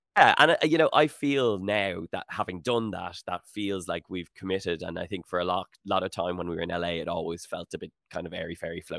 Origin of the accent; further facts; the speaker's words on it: Howth, Leinster, Ireland; moved away as an adult; also born or lived in Sutton, Dublin / Los Angeles; I grew up in Houghton